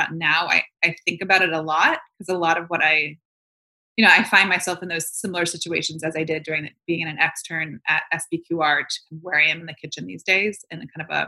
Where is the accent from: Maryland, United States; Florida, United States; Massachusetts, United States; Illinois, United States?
Florida, United States; also born or lived in New York / San Francisco / Los Angeles; now in Nashville, United States; I grew up in Florida